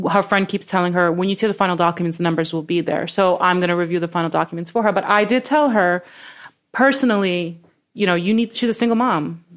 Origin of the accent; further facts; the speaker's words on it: New York City, New York, United States; I'm from Brooklyn